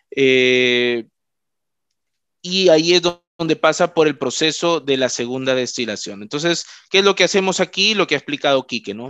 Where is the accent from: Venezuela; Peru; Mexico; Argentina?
Peru; Trujillo, La Libertad; yo soy de Trujillo